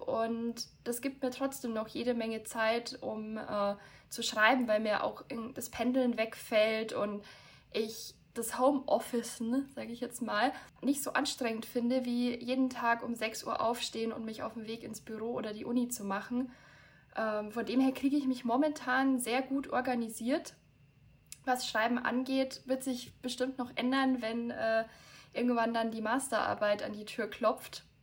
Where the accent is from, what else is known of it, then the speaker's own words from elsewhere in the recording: near Munich, Bavaria, Germany; ich komme aus der Nähe von München